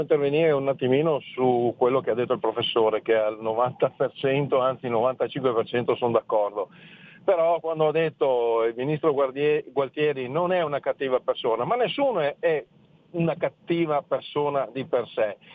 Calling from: Friuli-Venezia Giulia, Italy; chiamo dal Friuli.

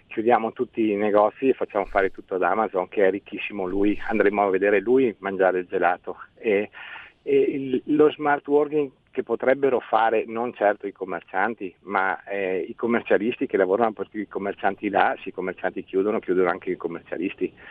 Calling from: Veneto, Italy; Buongiorno, siamo dal Veneto.

